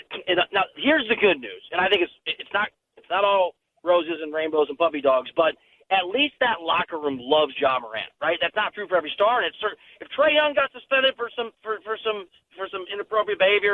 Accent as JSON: {"language": "English", "region": "Iowa", "country": "United States", "also_born_or_lived": "Missouri / Little Rock", "said": "I'm from Iowa, went to school in Missouri, and I kept working south, and I lived in Little Rock for 2 years"}